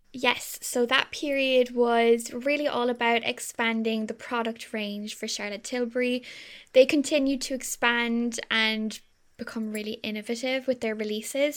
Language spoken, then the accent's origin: English; Ireland; we're so Irish